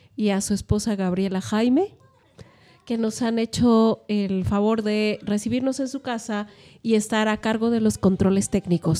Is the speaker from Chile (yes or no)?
no; Mexico; parte de nuestra cultura también este, como mexicanos